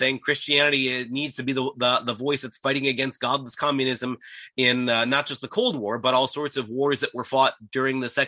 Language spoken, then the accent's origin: English; United States; me as an American